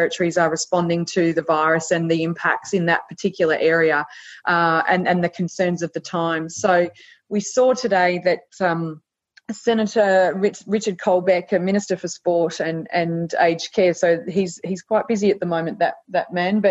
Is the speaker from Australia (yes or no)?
yes; Australia; Australian citizens